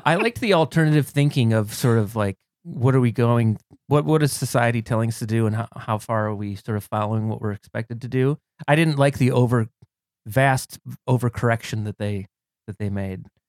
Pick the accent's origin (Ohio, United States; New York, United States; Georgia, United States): Ohio, United States; Cleveland; moved away; I'm a c, former Clevelander. I'm from Cleveland, Ohio originally